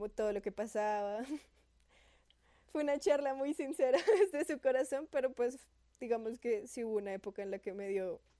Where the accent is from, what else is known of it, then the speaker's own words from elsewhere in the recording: Barranquilla, Atlántico, Colombia; Hubo un tiempo en el que viví en Barranquilla.